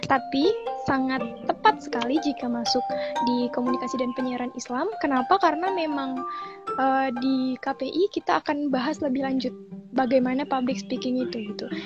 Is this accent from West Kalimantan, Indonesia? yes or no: yes; Sintang, West Kalimantan, Indonesia; karena memang orang tua hmm. saya sendiri tidak mengizinkan untuk keluar dari uh, kota saya gitu dari Sintang